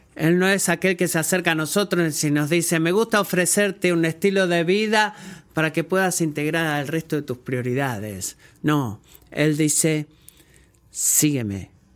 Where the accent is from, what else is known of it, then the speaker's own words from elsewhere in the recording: United States; como un americano